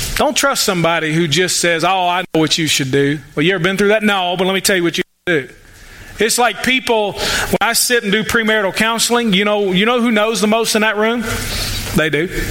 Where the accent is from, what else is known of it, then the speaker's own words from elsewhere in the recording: United States; American Christians